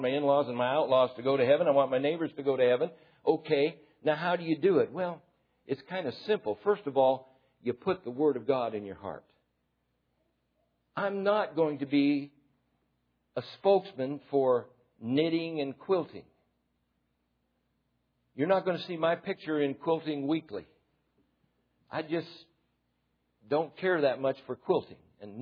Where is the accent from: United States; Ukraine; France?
United States; I'm an American